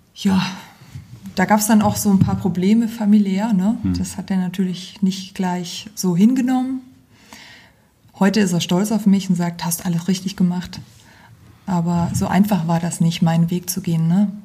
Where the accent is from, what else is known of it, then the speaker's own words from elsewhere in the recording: Geisa, Thuringia, Germany; also born or lived in Aschaffenburg / Gießen; now in Fulda, Germany; Ich komme ursprünglich aus Geisa, aus Wiesenfeld.